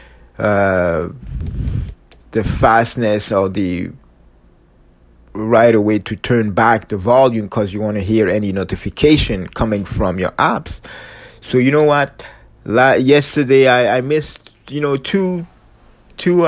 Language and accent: English; Canada; I'm true Canadian, true Canadian